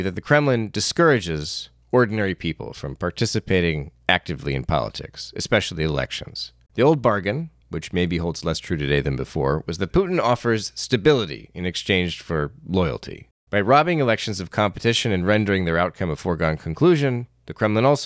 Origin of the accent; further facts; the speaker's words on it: United States; as an American